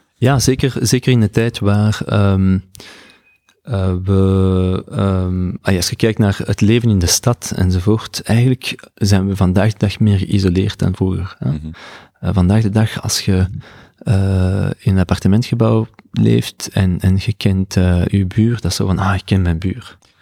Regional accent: Belgium; moved away as an adult; now in San Francisco, United States; ik ben van België

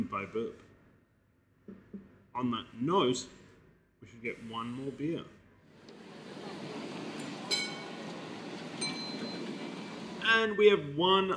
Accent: Ballarat, Victoria, Australia; Hop Temple in my hometown of Ballarat.

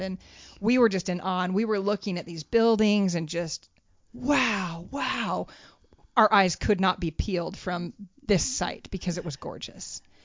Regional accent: United States; We were like the, the typical Americans

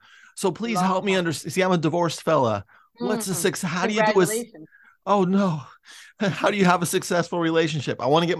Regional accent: San Francisco, California, United States; I'm from San Francisco.

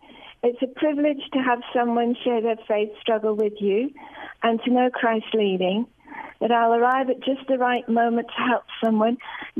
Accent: United Kingdom; moved away as an adult; now in Birmingham, Alabama, United States; As you can probably tell from my accent, I'm from Britain.

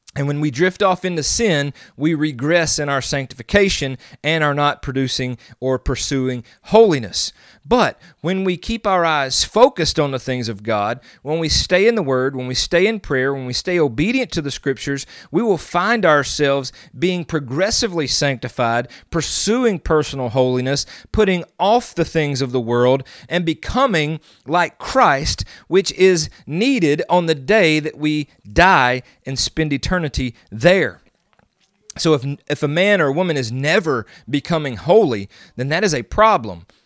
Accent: the South, United States; I'm from the South

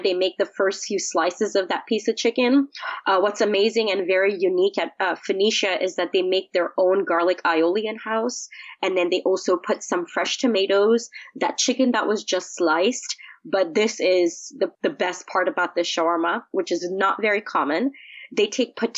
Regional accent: Dubai, United Arab Emirates; now in Houston, United States; I was born and raised in Dubai

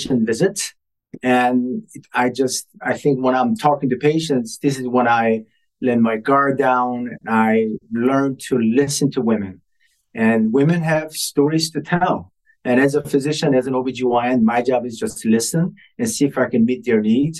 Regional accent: Ohio, United States; moved away as an adult; now in Boston, United States; I was raised in Ohio

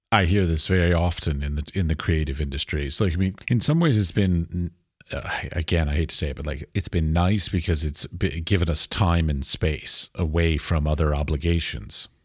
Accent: Washington, District of Columbia, United States; I grew up in Washington, D C

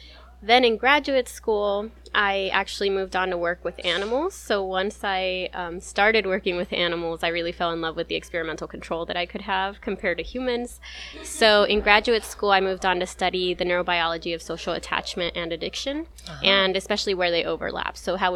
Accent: Gilroy, California, United States; also born or lived in San Luis, Arizona; So that's why I was born in Gilroy. They were working in the garlic fields. Gilroy is the garlic capital of the United States. So we moved about every 6 to 9 months between Gilroy, California, and this place called San Luis, Arizona

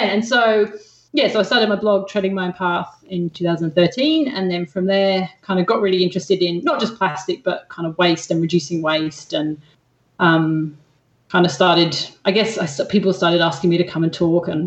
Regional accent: England, United Kingdom; accent: hybrid English-Australian; now in Australia; Australian, and everyone in Australia thinks I sound English. So I've got this weird kind of like

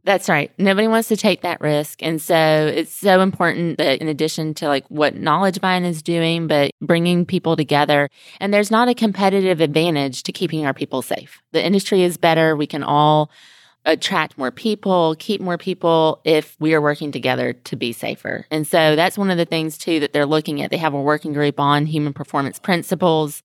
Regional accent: Mobile, Alabama, United States; now in Houston, United States; I live in Houston, but I'm not from Houston. I'm originally from Alabama

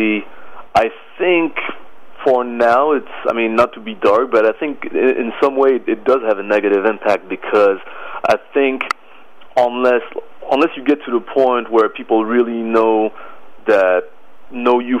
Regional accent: Paris, Île-de-France, France; moved away as an adult; also born or lived in Boston, United States; now in New York, United States; I was born in Paris, France in 1973. I moved to the States at the age of 20

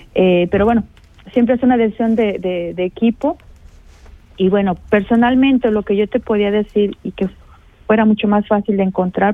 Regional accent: Mexico; now in St. Gallen, Switzerland; yo como buena mexicana

